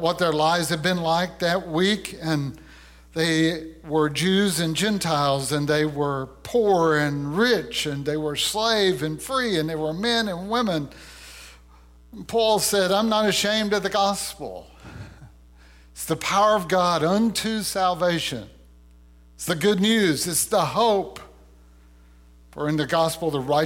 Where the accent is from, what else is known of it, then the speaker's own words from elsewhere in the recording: Louisiana, United States; I was a young man who had grown up in the woods of Louisiana.